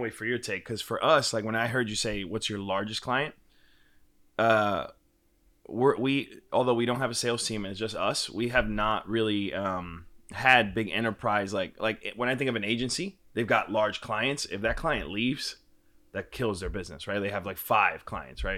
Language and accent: English; New York, United States; moved away as an adult; now in Austin, United States; Born and raised in Washington Heights, one seventy four in Audubon